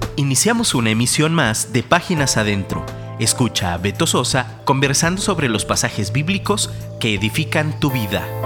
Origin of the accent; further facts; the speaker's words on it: Mexico; nosotros como mexicanos, nosotros en esta cultura